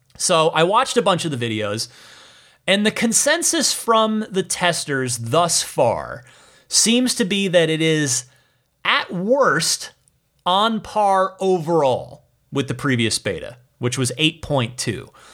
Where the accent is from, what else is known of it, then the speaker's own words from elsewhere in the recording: Phoenix, Arizona, United States; also born or lived in New Jersey; now in Bay Area, United States; I am from New Jersey, but largely grew up in Arizona, in the greater Phoenix area, the East Valley.